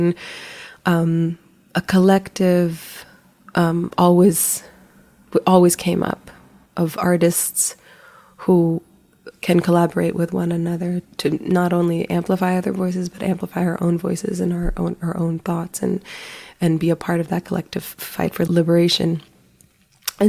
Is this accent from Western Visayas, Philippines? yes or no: no; Manila, Metro Manila, Philippines; now in United States; I was born in the Philippines. I grew up in Manila